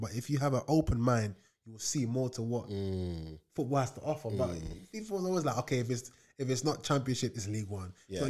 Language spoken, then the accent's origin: English; Leiden, South Holland, Netherlands; born there; So I was born in Leiden in Holland, so.